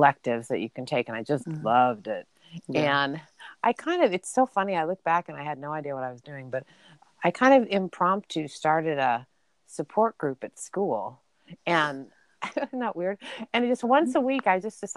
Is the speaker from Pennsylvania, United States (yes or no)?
no; Burbank, California, United States; I actually grew up in Southern California, so near Los Angeles. I was in a suburb in Los Angeles, and it was great. I lived in a city called Burbank